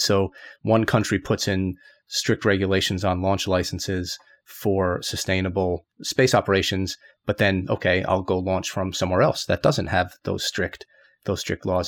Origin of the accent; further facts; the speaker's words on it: United States; moved away as an adult; now in Japan; I'm just American, but, you know, I guess the Japan thing, I've been over here for a while